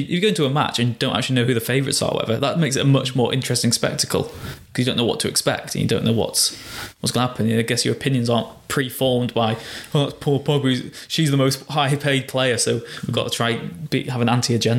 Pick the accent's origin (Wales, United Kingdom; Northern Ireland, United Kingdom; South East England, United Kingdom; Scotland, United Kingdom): Wales, United Kingdom; I'm Welsh